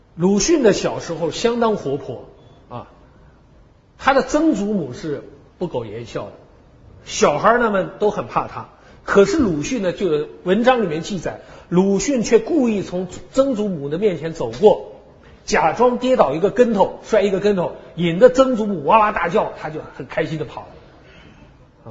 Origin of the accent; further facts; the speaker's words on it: China; 我们中国人的个性